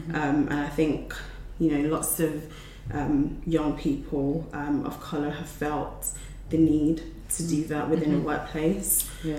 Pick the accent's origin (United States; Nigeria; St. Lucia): Nigeria; as a Nigerian, you'd be like, oh, sorry. But, you know, but it's like, it in the British culture, that's not the case.